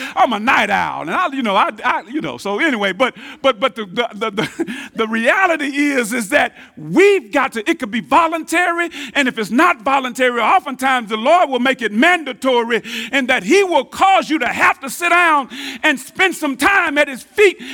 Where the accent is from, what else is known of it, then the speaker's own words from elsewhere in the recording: Tyler, Texas, United States; I'm from North Tyler